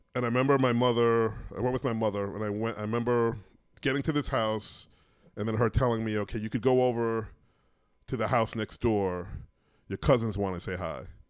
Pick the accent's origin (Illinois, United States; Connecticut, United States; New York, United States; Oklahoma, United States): New York, United States; New York City; I grew up in New York in the eighties